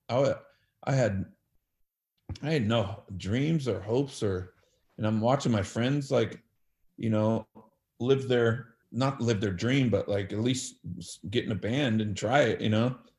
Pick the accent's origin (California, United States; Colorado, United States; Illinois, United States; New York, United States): California, United States; Bakersfield; also born or lived in Los Angeles area; then I moved to Bakersfield from Los Angeles area in fifth grade around uh, nine, ten years old